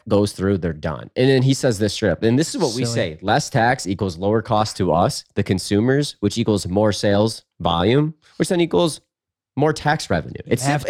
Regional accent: Washington, United States; This is a proposed bill in my home state of Washington

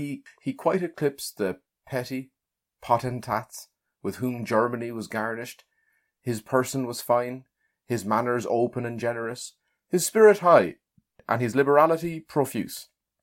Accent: Leighlinbridge, County Carlow, Ireland; if I was from Loughlin, which I am.

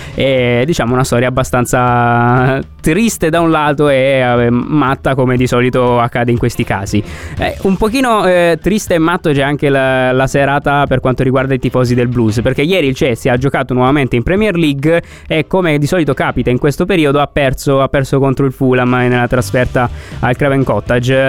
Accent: Apulia, Italy

